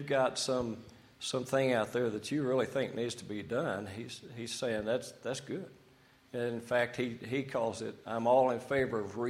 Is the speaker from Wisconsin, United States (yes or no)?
no; Amarillo, Texas, United States; I was born in Amarillo, Texas